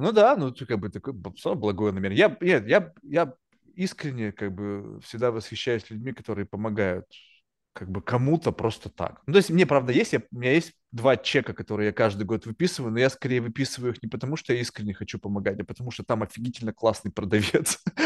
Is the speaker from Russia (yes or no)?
yes; Russia; also born or lived in Manhattan, New York; now in New York, United States; я родился в России, не то чтобы я родился там в Москве или в Санкт-Петербурге, тоже родился в какой-то там жопе